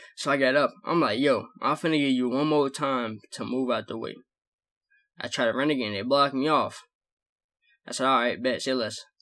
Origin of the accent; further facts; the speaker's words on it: the South, United States; I'm from the South